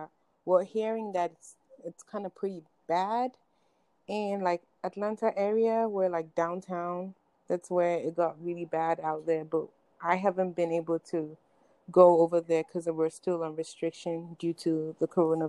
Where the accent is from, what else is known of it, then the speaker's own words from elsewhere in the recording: Ghana; I will say that being African, being Ghanaian, you should care because it's literally your brothers and sisters.